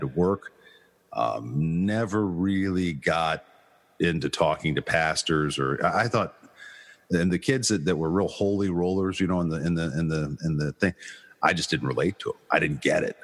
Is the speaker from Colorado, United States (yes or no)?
yes; Denver, Colorado, United States; born or raised there; also born or lived in Florida / Lakewood, Colorado